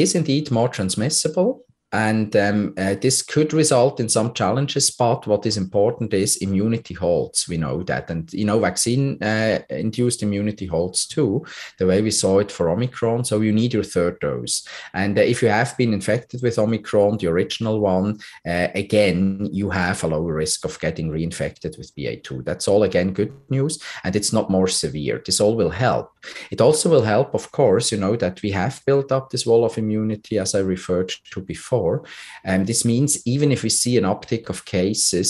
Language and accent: English; Switzerland; now in Canada; my home country, Switzerland